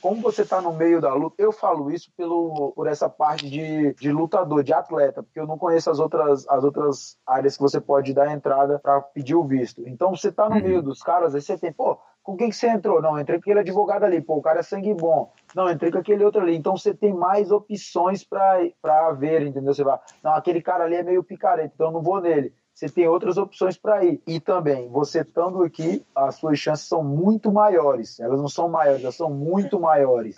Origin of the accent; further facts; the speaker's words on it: Paranoá, Federal District, Brazil; moved away as an adult; now in Florida, United States; eu sou do Brasil, eu sou do Paranoá, meu irmão. Pô, se eu me virei no Paranoá, eu não me viro em qualquer lugar do mundo